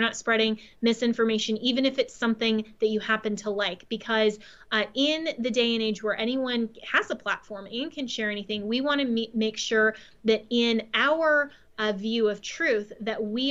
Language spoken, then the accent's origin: English; Colorado, United States; my home state